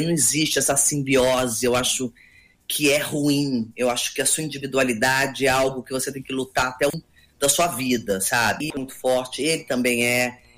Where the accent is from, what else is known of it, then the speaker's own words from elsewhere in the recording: Campinas, São Paulo, Brazil; accent: paulistana; also born or lived in Rio de Janeiro; now in São Paulo, Brazil; Morei 30 anos no Rio e moro há 7 anos aqui, mas, mas eu sou campineira, eu sou paulista